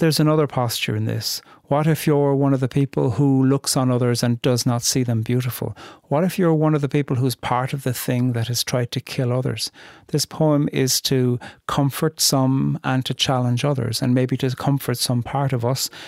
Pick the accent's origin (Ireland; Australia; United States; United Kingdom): Ireland; moved away; Coming from very far away and being Irish